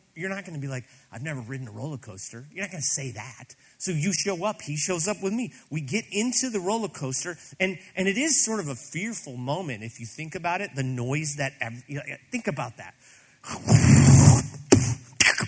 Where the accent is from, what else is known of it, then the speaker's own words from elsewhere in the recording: Granite City, Illinois, United States; I grew up in Granite City, Illinois, still mill town outside of St. Louis